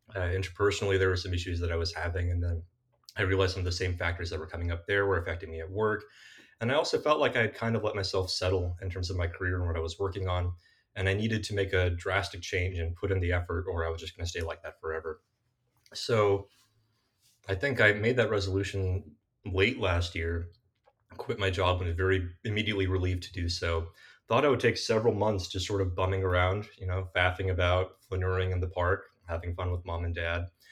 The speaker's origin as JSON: {"language": "English", "area": "South Bay, Bay Area", "region": "California", "country": "United States", "tie": "born or raised there", "said": "I'm a Bay Area kid born and raised uh, in the South Bay in particular"}